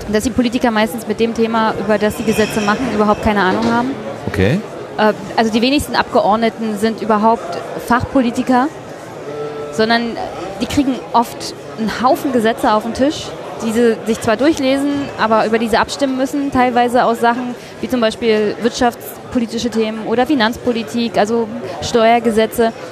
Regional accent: Brandenburg, Germany; da geht es um meine Heimat Brandenburg

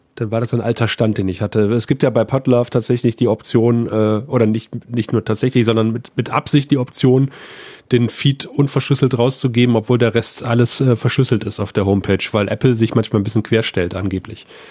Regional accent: 35 km south of Aachen, at the Belgian border, North Rhine-Westphalia, Germany; accent: Rheinländer; moved away as an adult; also born or lived in Saxony / Cottbus; ich bin zwar in Aachen geboren, Aachen liegt ja im Rheinland, äh, also im Marienhospital, aber ich bin äh, 35 Kilometer südlich

